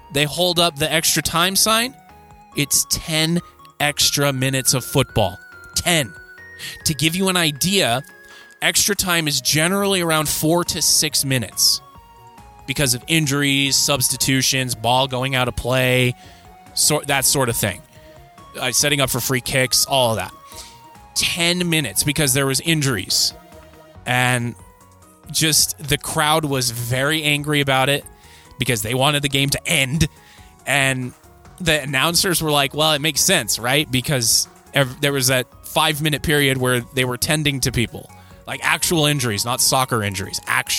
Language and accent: English; United States; as a neutral observer, as an American